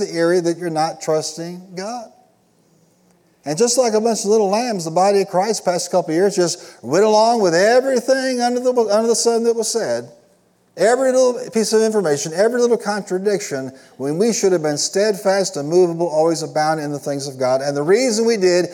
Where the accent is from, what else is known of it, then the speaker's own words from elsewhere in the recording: Illinois, United States; I was raised and settled in Illinois